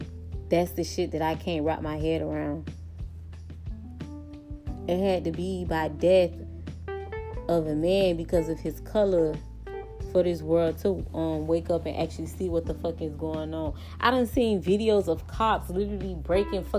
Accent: United States; I hate that I was brought up in America.

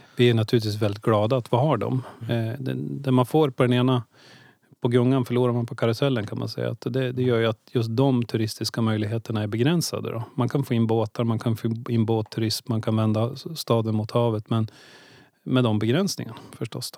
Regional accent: Ljusdal, Gävleborg County, Sweden; moved away as an adult; also born or lived in Stockholm / Östersund; now in Gävle, Sweden; Egentligen är jag född i Stockholm men, jag eh, växte upp i Ljusdal.

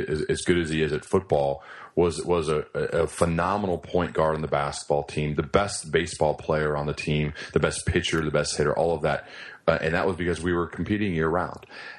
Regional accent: Centerville, Ohio, United States; I grew up in Centerville, Ohio. It's where I currently live

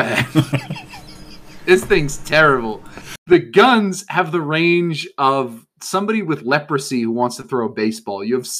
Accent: United States; I'm an American.

